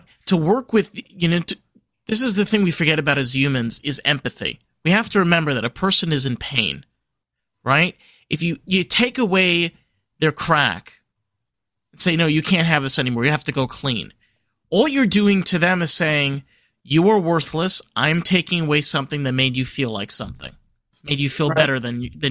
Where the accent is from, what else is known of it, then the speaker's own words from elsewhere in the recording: New York, United States; now in Florida, United States; I live in Florida, and I'm from New York